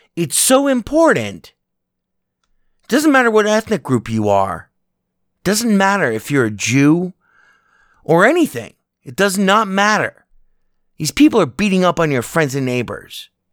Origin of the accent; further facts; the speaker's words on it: United States; as an American